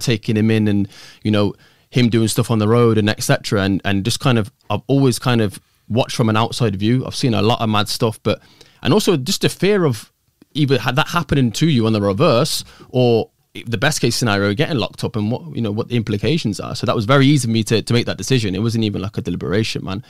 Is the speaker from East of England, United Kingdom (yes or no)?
no; Coventry, West Midlands, United Kingdom; originally from, born and bred Coventry